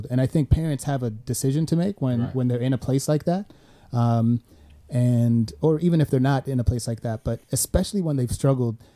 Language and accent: English; Sweden; I came from Sweden, her, his, which his is socialist.